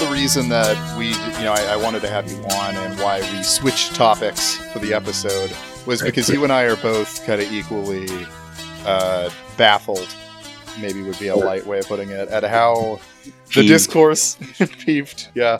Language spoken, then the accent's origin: English; Iraq; because I grew up in Iraq, you know, like.